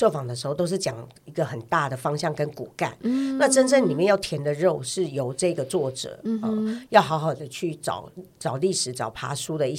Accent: Taiwan; 像我们这一代六年级生，我们是读中国历史长大的，我们对于台湾史并不是很了解。

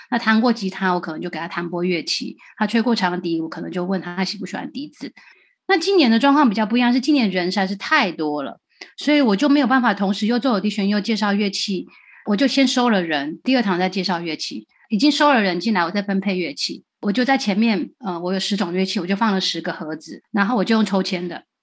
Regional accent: Taiwan; moved away as an adult; now in United States; 我长大在台湾当老师带乐团

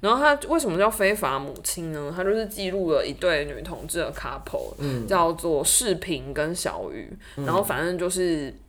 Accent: Taiwan; 我们作为台湾人，在台湾看医生是很方便的，

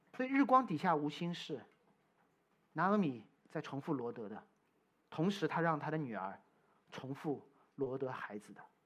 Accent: China; moved away; also born or lived in United States; 我从中国来

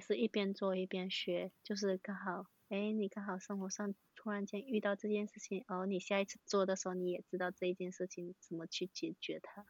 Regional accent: Malaysia; now in Taiwan; 我是马来西亚人，然后读环球科技大学，读幼保科系

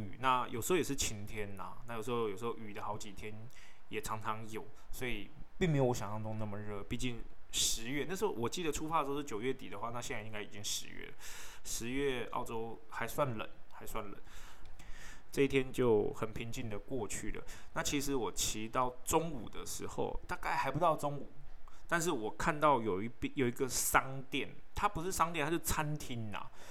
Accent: Taiwan; 我是从台湾来的

